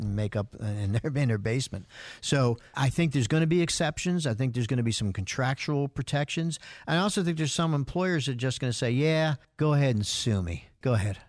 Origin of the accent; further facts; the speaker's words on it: New York, United States; moved away; I'm from New York. I'm a Yankee fan